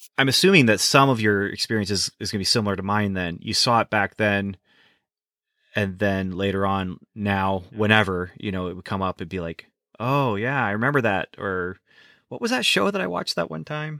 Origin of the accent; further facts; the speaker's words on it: United States; also born or lived in Canada; I was born in the States.